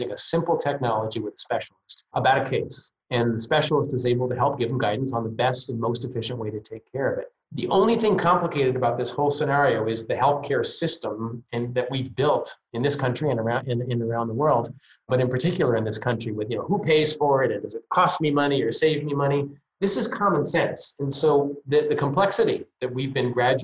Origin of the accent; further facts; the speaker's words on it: Northeast, United States; I'm from the Northeast.